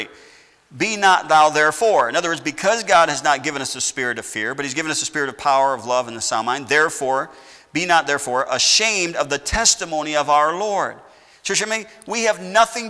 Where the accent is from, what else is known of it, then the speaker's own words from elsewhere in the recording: United States; I've been given freedom all of my life as an American